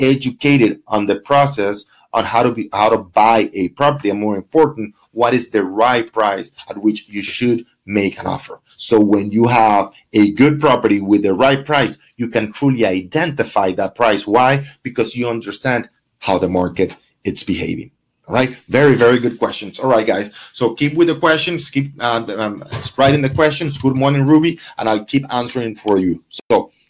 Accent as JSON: {"language": "English", "country": "Venezuela", "moved": "yes", "lives_now": "Miami, United States", "said": "for me, Venezuelan, I work with a lot of investors from where? From Venezuela"}